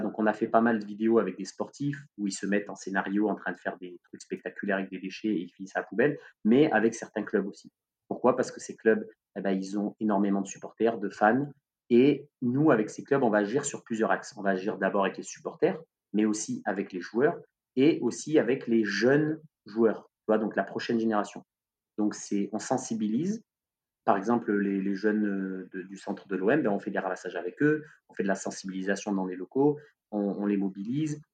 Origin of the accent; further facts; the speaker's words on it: Marseille, Provence-Alpes-Côte d'Azur, France; nous en tant que Marseillais